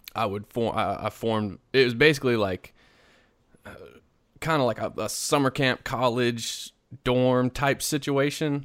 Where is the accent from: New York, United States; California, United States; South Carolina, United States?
South Carolina, United States; moved away; originally I'm from South Carolina.